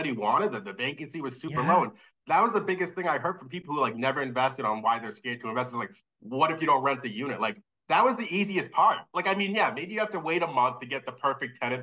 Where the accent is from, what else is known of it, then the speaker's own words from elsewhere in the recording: near Brockton, Massachusetts, United States; moved away as an adult; now in Worcester, United States; Brockton, which is right next to my hometown